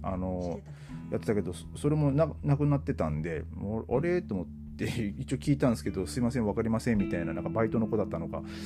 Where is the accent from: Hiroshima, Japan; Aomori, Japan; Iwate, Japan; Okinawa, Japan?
Aomori, Japan; Hachinohe; now in Germany; 僕の地元、八戸に、で、今はね、あの実家に